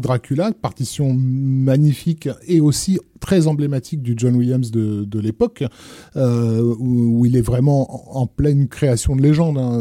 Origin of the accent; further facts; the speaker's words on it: France; chez nous en France